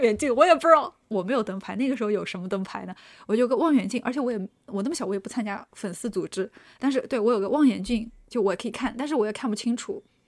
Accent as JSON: {"language": "Chinese", "region": "Shanghai", "country": "China", "said": "我是上海人"}